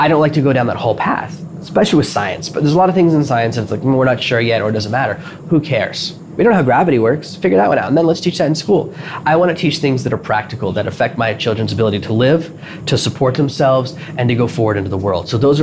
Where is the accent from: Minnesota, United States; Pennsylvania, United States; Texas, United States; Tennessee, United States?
Tennessee, United States; Nashville; moved away; where I grew up in Nashville